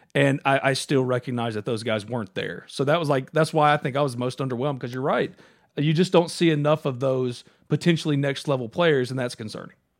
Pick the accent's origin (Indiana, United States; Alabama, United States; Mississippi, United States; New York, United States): Mississippi, United States; New Albany; I'm from New Albany